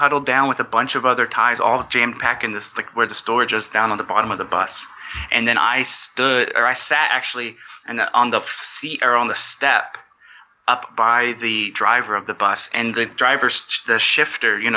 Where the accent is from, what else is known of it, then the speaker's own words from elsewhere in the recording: United States; moved away; So I'm originally from the States.